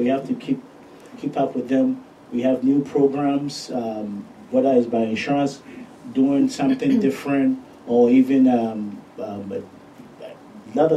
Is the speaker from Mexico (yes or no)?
no; Ghana; moved away as an adult; now in United States; I'm originally from Ghana, born and raised. I moved to the States when I was 18.